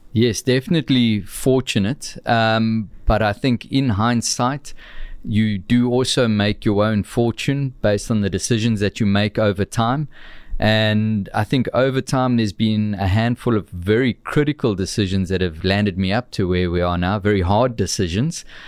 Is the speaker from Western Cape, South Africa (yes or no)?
no; Amanzimtoti, KwaZulu-Natal, South Africa; also born or lived in Warner Beach / Winklespruit; my humble beginnings in the south coast of, of Durban, down at, uh, a town called the Mams and Toti